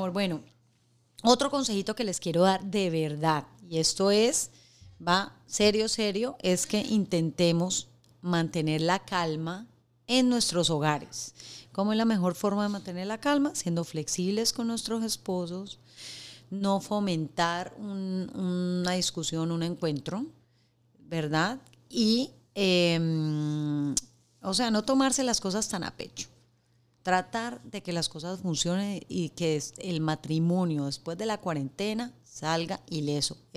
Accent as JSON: {"language": "Spanish", "country": "Colombia", "said": "Mi amor, eh, yo soy colombiana, y él es venezolano. En mi país le decimos crispetas y en el tuyo."}